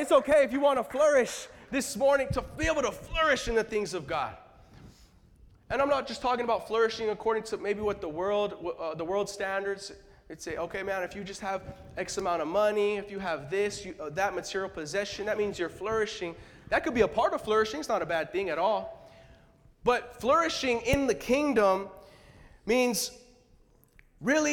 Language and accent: English; California, United States; now in Boston, United States; I'm originally from California